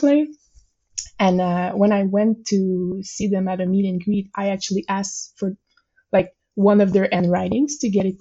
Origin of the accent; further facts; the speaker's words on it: Montreal, Quebec, Canada; first language French; English is a second language; I live in Montreal and I'm French Canadian.